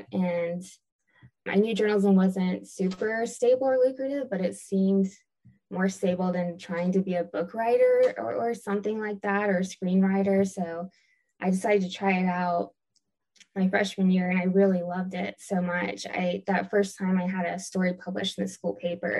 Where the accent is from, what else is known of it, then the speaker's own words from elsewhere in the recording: Augusta, Georgia, United States; moved away; also born or lived in Greenville, South Carolina; I'm originally from Augusta, Georgia, and I went to school in Greenville, South Carolina